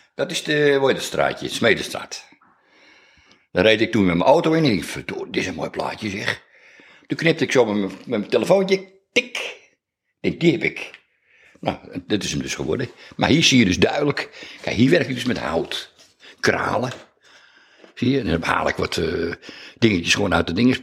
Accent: IJmuiden, North Holland, Netherlands; also born or lived in Beverwijk; Ik ben geboren in Amuiden in 1951, in juni.

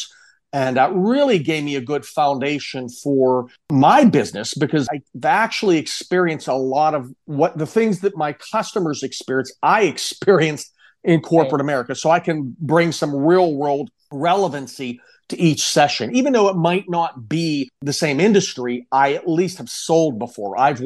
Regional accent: Pittsburgh, Pennsylvania, United States; moved away as an adult; now in Tampa, United States; I'm originally from Pittsburgh, Pennsylvania

